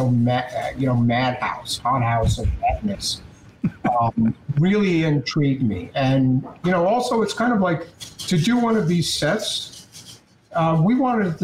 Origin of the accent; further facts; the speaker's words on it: New York, United States; I'm a New Yorker, but when I went back to New York